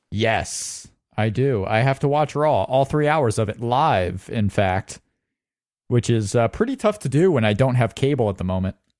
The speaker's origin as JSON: {"language": "English", "region": "Indiana", "country": "United States"}